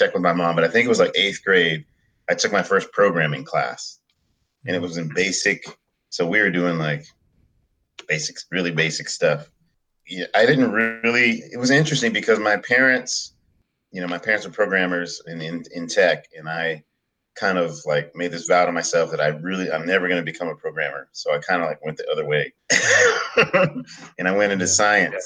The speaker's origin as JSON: {"language": "English", "area": "Bay Area", "region": "California", "country": "United States", "tie": "born or raised there", "said": "I was born and raised in the United States, in California, actually, in the Bay Area."}